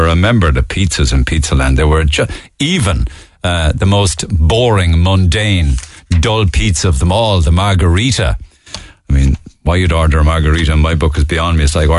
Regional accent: Cork, Munster, Ireland; Do you have a bit of nostalgia for me growing up in Cork?

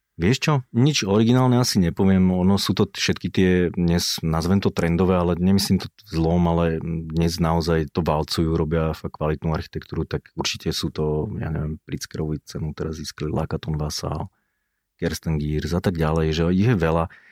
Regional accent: Bratislava, Bratislava Region, Slovakia; rodený som Bratislavčan, ale som z Vajnor

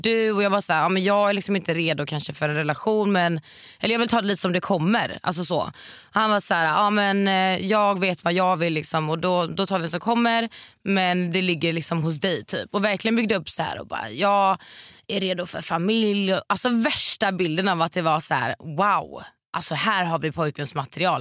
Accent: Varberg, Halland County, Sweden; moved away; hemma i Varberg.

